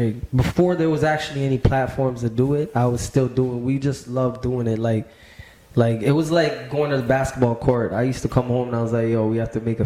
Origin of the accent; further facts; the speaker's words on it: Scarborough, Ontario, Canada; I think, shit, when I was growing up in Scarborough, like, I was like 7 years old